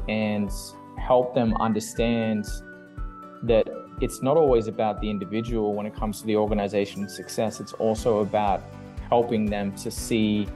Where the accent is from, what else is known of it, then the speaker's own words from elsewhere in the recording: Australia; moved away as an adult; also born or lived in United Kingdom; now in Vancouver, Canada; I'm originally from Australia